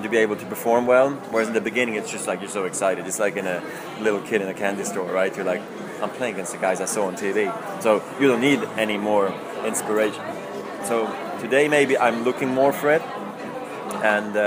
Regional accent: Switzerland; also born or lived in Zurich; it is an amazing place to grow up in. We have all the opportunities in Switzerland

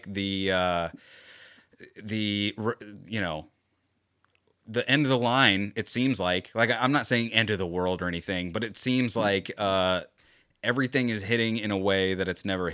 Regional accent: Florida, United States; Growing up in Florida

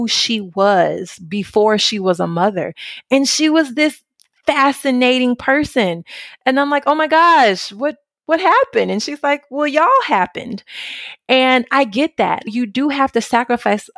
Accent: Memphis, Tennessee, United States; moved away as an adult; now in Italy; when I was a little girl growing up in Memphis, Tennessee

